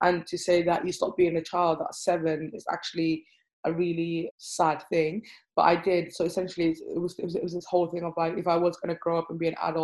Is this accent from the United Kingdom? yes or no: yes; Cardiff, Wales, United Kingdom; also born or lived in Hargeisa, Somaliland / Manchester / Bristol; I grew up between Cardiff and Manchester as a child, spending my formative years in Cardiff